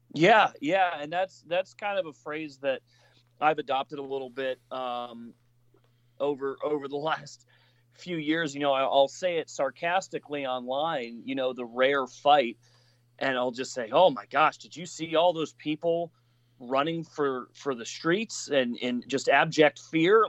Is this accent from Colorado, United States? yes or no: yes; Colorado, United States; I'm from Colorado